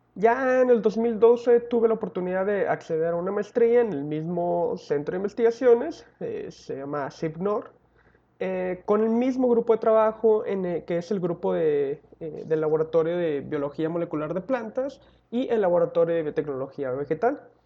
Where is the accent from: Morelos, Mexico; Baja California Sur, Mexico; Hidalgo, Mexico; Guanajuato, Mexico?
Baja California Sur, Mexico; La Paz; soy originario de La Paz, California